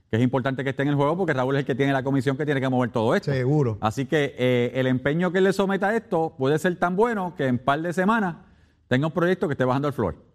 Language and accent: Spanish; Puerto Rico; aquí en Puerto Rico